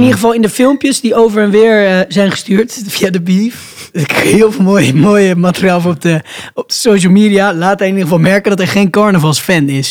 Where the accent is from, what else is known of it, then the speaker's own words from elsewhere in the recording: Randstad, Netherlands; We komen uit de Randstad